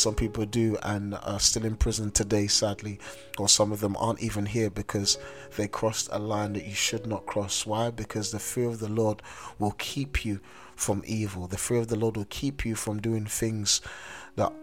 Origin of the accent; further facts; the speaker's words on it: London, United Kingdom; as a young man growing up in South London